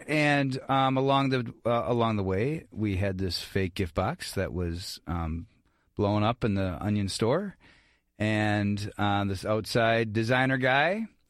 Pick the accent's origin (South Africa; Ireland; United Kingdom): Ireland; I'm Irish, so I talk forever